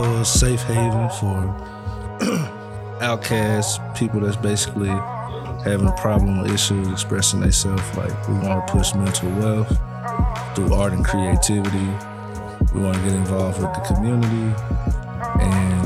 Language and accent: English; Longview, Texas, United States; I'm from Longview, Texas. I come from the east side of town